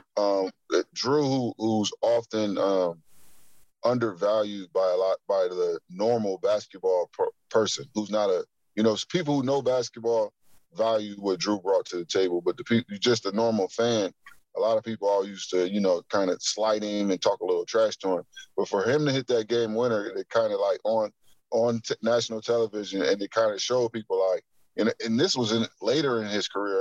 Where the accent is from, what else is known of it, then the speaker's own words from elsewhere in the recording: Akron, Ohio, United States; I'm from Akron